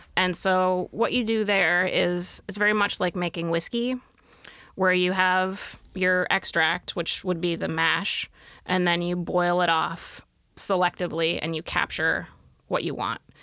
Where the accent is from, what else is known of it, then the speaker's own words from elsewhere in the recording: Pacific Northwest, United States; moved away as an adult; also born or lived in Midwest; now in Oregon, United States; I grew up in the Pacific Northwest, but I came back in two thousand and four